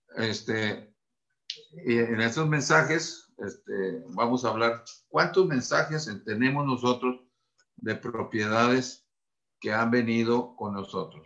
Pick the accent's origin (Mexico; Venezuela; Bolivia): Mexico